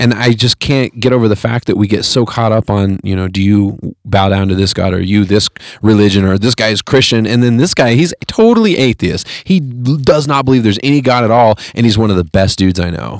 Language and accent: English; Fresno, California, United States; moved away; I grew up in Fresno